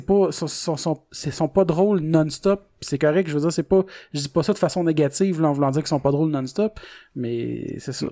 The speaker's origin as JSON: {"language": "French", "town": "Salaberry-de-Valleyfield", "region": "Quebec", "country": "Canada", "said": "je viens de Valleyfield"}